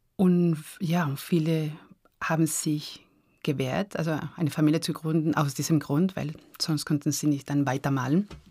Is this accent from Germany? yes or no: no; San Sebastián, Basque Country, Spain; German is a second language; also born or lived in Arnhem, Netherlands; now in Graz, Austria; ich bin aufgewachsen in San Sebastian, diese Stadt am Meer